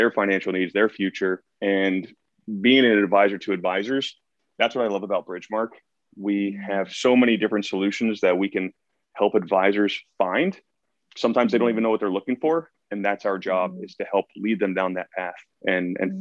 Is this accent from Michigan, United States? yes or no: no; Columbus, Ohio, United States; moved away as an adult; also born or lived in the Northwest; now in Pacific Northwest, United States; I started off back in Columbus, my hometown, back in Ohio